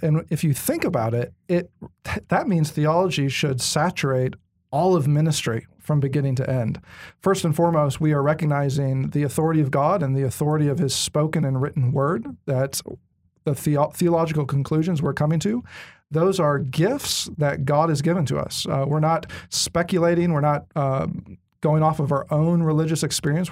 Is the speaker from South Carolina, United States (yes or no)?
no; Bay Area, Northern California, United States; moved away; I grew up in California, Northern California, Bay Area